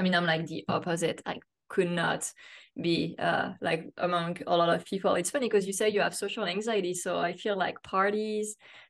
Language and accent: English; France; born or raised there; English is a second language; now in United States